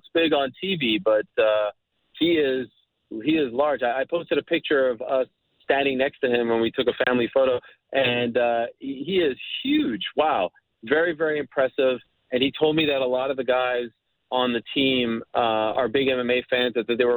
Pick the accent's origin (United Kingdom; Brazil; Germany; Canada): Canada; Montreal, Quebec; when I was a kid, growing up in Montreal